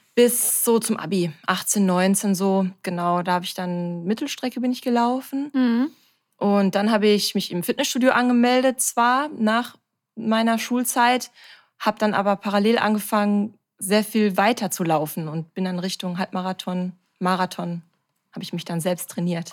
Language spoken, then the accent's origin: German; Bochum, North Rhine-Westphalia, Germany; Ich bin 32 Jahre alt und komme aus Bochum